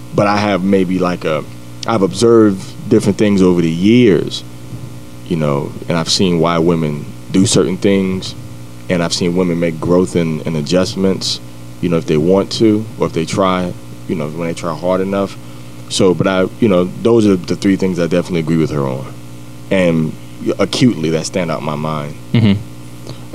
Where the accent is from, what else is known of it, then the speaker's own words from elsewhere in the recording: New York City, New York, United States; also born or lived in Washington, D.C. / Cleveland, Ohio; now in Columbus, United States; I'm from Jamaica, Queens, New York. Grew up in New York and D.C., Cleveland